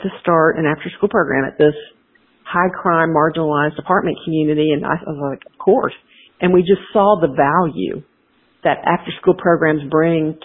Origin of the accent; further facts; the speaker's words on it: DeKalb County, outside Atlanta, Georgia, United States; I was the Monopoly champ of my sixth grade class in public school outside of DeKalb, outside of Atlanta in DeKalb County